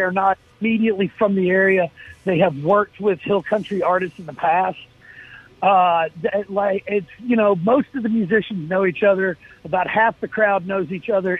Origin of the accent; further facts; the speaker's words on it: Jackson, Mississippi, United States; I'm from Jackson, although uh, I, I, I went to the University of Mississippi